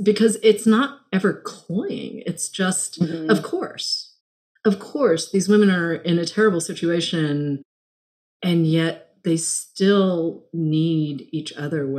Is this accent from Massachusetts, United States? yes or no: yes; Massachusetts, United States; moved away; also born or lived in Los Angeles / New York; I grew up in Massachusetts